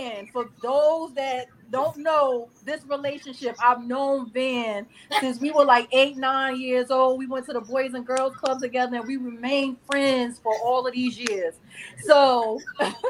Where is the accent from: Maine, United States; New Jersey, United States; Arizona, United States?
New Jersey, United States; Newark; I'm from Newark